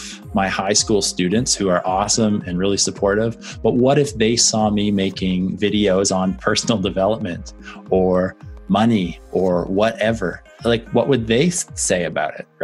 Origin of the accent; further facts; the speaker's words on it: Canada; obviously being Canadian, growing up and playing professional